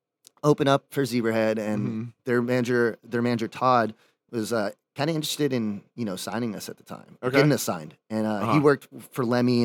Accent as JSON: {"language": "English", "country": "Dominican Republic", "tie": "born or raised there", "lives_now": "California, United States", "said": "I moved to California, which is like the goal. Because like growing up in the Dominican Republic, watching MTV, seeing all these bands and Warped Tour and stuff."}